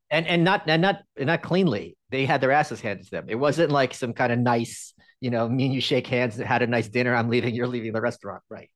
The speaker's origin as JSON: {"language": "English", "region": "New York", "country": "United States", "moved": "as an adult", "lives_now": "Austin, United States", "said": "I'm still a New Yorker, but I, I live in Austin"}